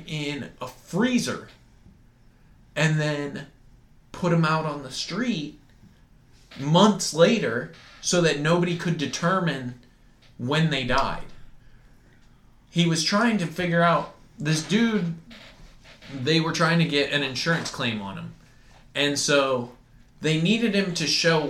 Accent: Iowa, United States; Growing up in Iowa

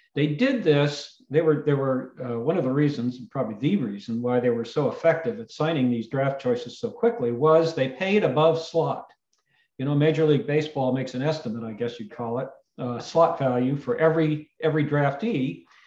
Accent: the Bay Area, California, United States; moved away; I was growing up in the Bay Area

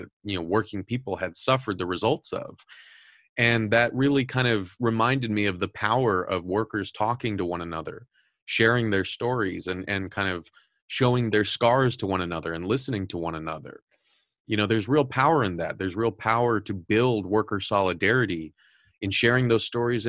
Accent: Southern California, United States; I'm originally from Southern California

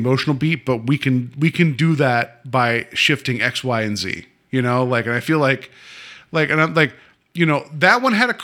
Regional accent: West Virginia, United States; now in Ohio, United States; I've lived here longer than my home state of West Virginia, so I guess I'm an Ohioan now

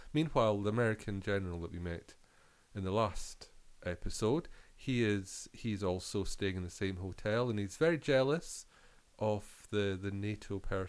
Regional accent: Scotland, United Kingdom; I grew up in Scotland

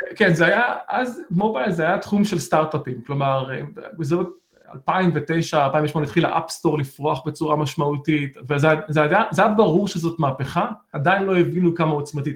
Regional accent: Beersheba, Southern District, Israel; moved away as an adult; now in United States; גדלתי בבאר שבע

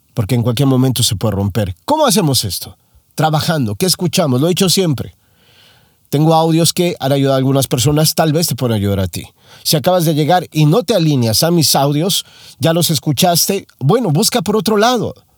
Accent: Mexico; moved away as an adult; now in United States; Soy mexicano. Hace no mucho tiempo llegué a los Estados Unidos a vivir.

